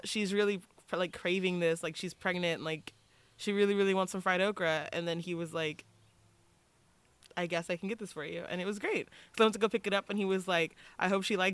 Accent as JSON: {"language": "English", "region": "Texas", "country": "United States", "moved": "yes", "lives_now": "California, United States", "said": "I'm from Texas"}